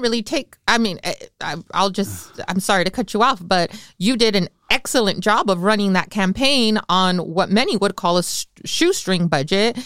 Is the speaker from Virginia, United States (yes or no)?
no; Salinas, California, United States; I grew up on Ali Sal right behind Zacatecano's